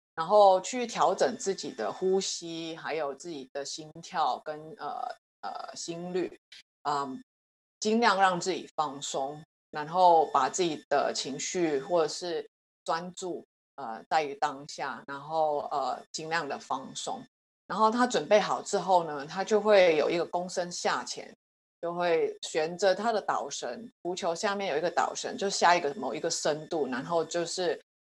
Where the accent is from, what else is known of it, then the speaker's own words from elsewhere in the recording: Hong Kong; also born or lived in United States; now in Taiwan; 我在香港出生，呃，之后后来就在美国住了大概十几年，然后最近的五年在台湾